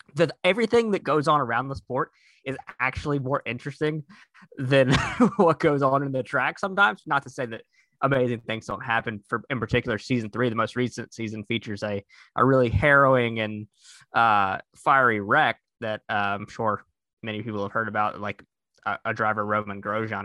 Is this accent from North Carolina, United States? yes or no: yes; North Carolina, United States; growing up in North Carolina, I had a lot of exposure to NASCAR as a child